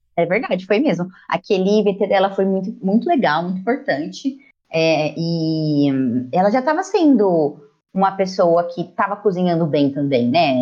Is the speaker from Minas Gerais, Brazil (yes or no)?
no; interior of São Paulo, Brazil; sou do interior de São Paulo, pertinho aqui do Paraná, né, na divisa